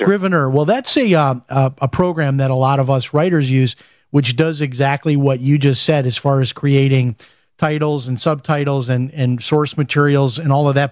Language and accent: English; Chicago, Illinois, United States; I'm from Chicago